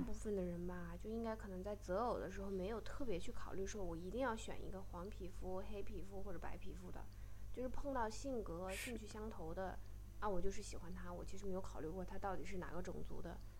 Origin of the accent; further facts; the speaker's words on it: China; moved away as an adult; 我还是一个很传统的中国女生